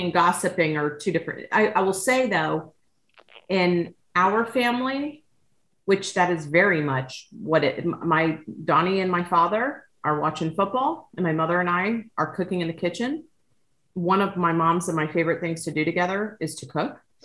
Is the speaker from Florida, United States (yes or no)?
yes; Miami-Dade County, Florida, United States; I grew up in Miami-Dade County